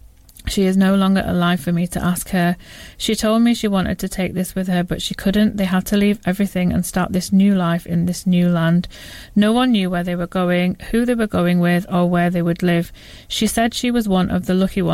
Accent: Huddersfield, Yorkshire and the Humber, United Kingdom; I'm from Huddersfield in West Yorkshire.

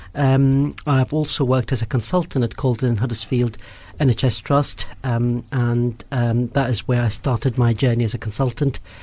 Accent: Kuwait; moved away as an adult; also born or lived in Karachi, Pakistan; now in United Kingdom; I did all my sort of schooling in Kuwait, born brought up there

